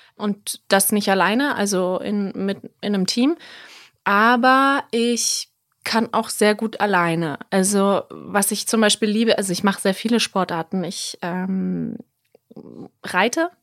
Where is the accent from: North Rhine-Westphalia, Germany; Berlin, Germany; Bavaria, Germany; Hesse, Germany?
Berlin, Germany; moved away as an adult; also born or lived in South Tyrol, Italy; ich bin ja aus Berlin, meine Familie ist noch hier, aber ich bin ja wirklich zurückgekommen aus Italien, aus Südtirol wegen GZSZ